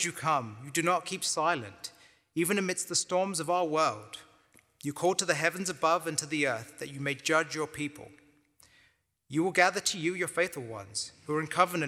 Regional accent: London, United Kingdom; moved away as an adult; also born or lived in Cambridge, England; now in Waco, United States; I was born and raised in London, England. So I call Northeast London my hometown.

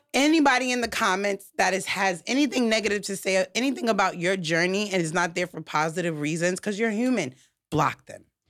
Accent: New York, United States; I'm from New York

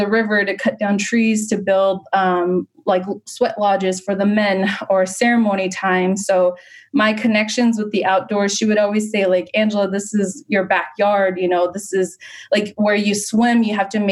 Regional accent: Cibecue, Arizona, United States; moved away; I grew up on the reservation, so in Cibicu, Arizona

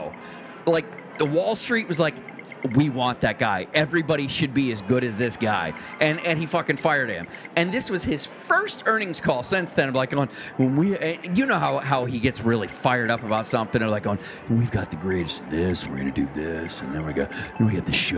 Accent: Cleveland area, Ohio, United States; I was born in Cleveland and grew up about 50 minutes from it

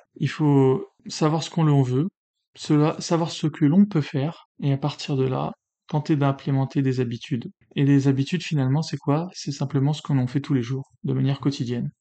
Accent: France; je suis né en France, patrie des Lumières

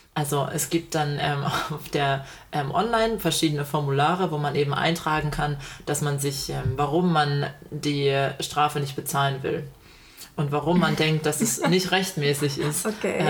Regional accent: Germany; moved away as an adult; now in Australia

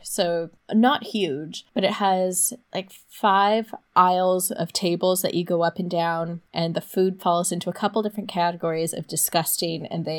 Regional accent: Los Angeles, California, United States; I got a Dodgers hat because I figured at least I was from Los Angeles.

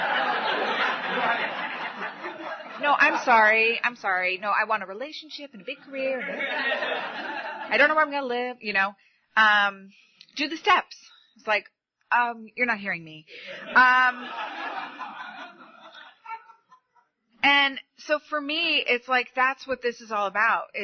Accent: New York, United States; moved away; I'm from New York.

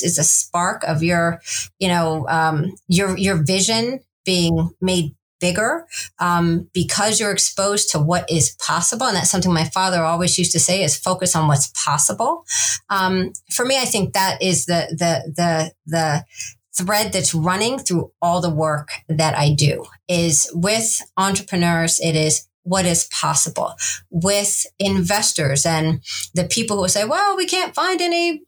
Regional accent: Iowa, United States; also born or lived in Kansas / Missouri; my family's from the Midwest, Kansas and Missouri. I was born in Iowa

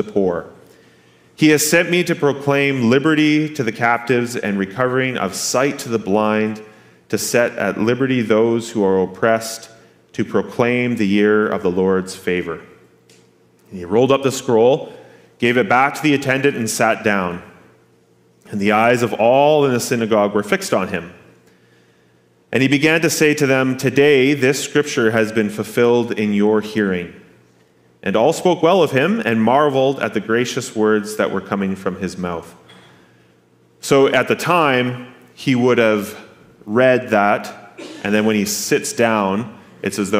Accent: Grand Forks, North Dakota, United States; born and raised in Grand Forks, and born and raised in this church

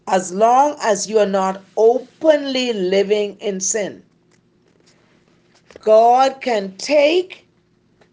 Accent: Cat Island, Bahamas; I was born in Cat Island. And growing up, I grew up in a very poor environment.

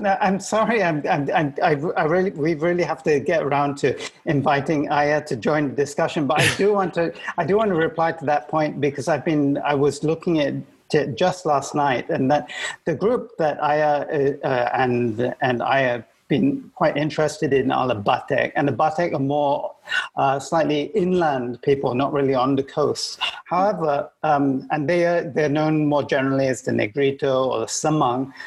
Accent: Malaysia; i am a Malaysian

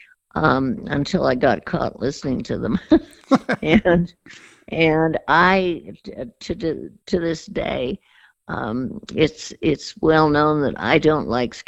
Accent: San Francisco, California, United States; also born or lived in Hollywood / Beverly Hills / Darien, Connecticut; I was born in Hollywood, lived in Beverly Hills, and actually grew up in San Francisco

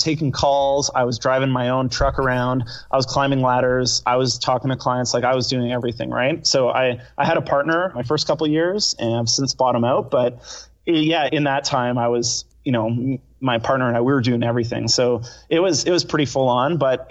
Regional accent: Victoria, British Columbia, Canada; I was originally born in British Columbia, so I'm from Vancouver Island, a town of Victoria.

